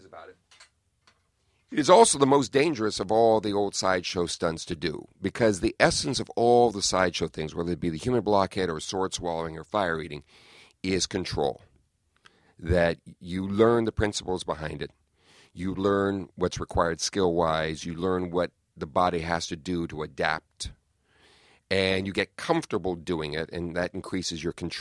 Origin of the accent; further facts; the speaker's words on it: Southern California, United States; now in New York City, United States; growing up in Southern California